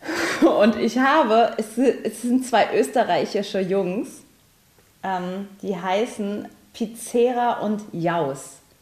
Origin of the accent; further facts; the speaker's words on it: Saarland, Germany; bei uns im Saarland